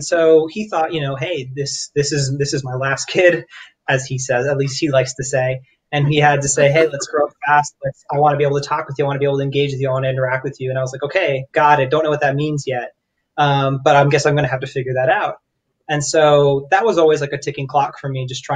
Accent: Florida, United States; also born or lived in New York; I was born and raised in Florida

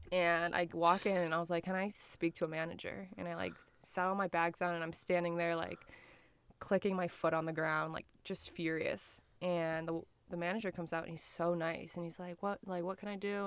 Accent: Detroit, Michigan, United States; I'm from Detroit.

